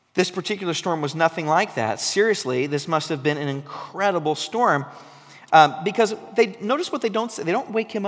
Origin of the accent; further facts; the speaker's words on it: Oregon coast, United States; I grew up on the Oregon coast